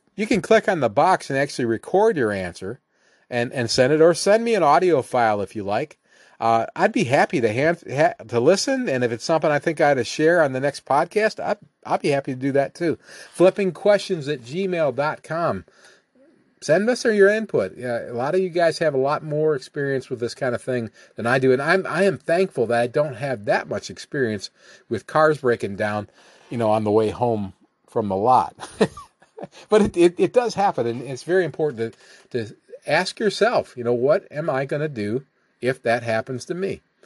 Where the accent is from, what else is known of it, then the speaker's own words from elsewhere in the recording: Ohio, United States; Nick and I grew up together in Ohio